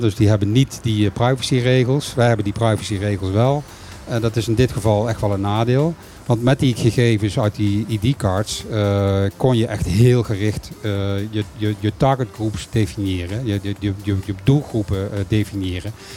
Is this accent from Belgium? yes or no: no; Caribbean Netherlands; ik ben een bewoner van Bonaire